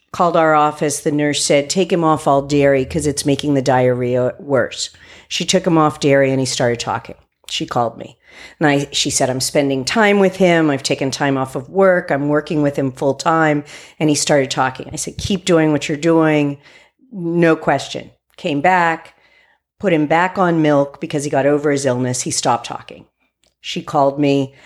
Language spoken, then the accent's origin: English; West Virginia, United States; I grew up in West Virginia